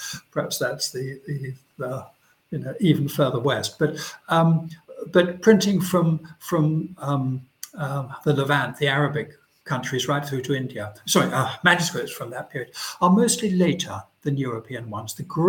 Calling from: London, United Kingdom; I should say I'm speaking from London

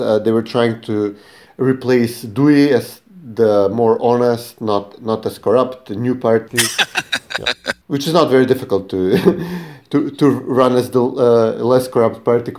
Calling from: Skopje, North Macedonia; I'm calling in from Skopje, the Republic of Macedonia, as it shall remain for us at least.

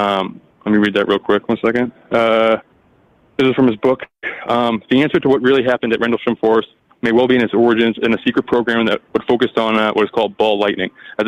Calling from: Massachusetts, United States; Hey, Mike. It's … from Mass.

